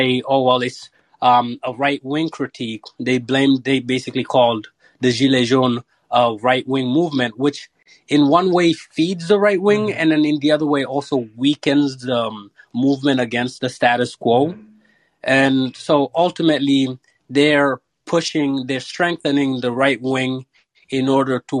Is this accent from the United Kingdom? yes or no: no; Senegal; moved away; my home country of Senegal